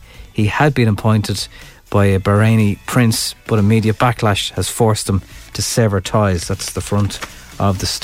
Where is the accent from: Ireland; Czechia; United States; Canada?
Ireland; we're just being Irish